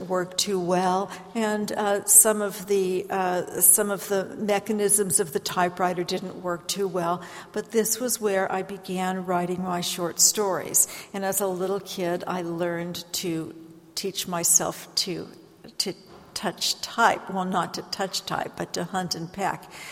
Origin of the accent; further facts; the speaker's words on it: San Francisco Bay Area, California, United States; moved away as an adult; also born or lived in Ohio; now in Pacific Northwest, United States; I was born in Ohio. I grew up in the San Francisco Bay Area.